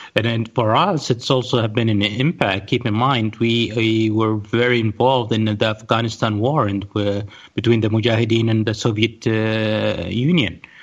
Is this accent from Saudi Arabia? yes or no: yes; Riyadh, Riyadh Province, Saudi Arabia; also born or lived in Pakistan / United States / Spain; I was born in Riyadh in Saudi Arabia.